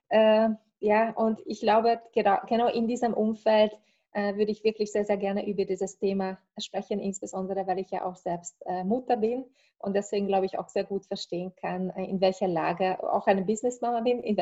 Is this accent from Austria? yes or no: no; Hungary; moved away as an adult; Ich bin äh, aus Ungarn. Also ich habe dort äh, Volkswirtschaft, Volkswirtschaft studiert ursprünglich